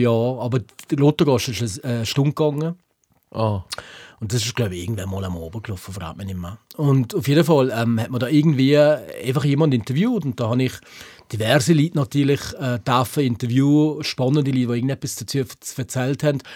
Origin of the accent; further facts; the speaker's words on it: Switzerland; wir in der Schweiz